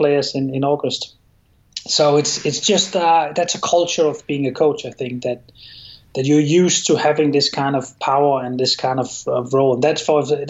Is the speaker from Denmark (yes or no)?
yes; Copenhagen, Capital Region of Denmark, Denmark; English is a second language; moved away; I'm from Copenhagen and someone else is from the west of Denmark. There's a difference there, but it means very little to us. We will often just say we're Danish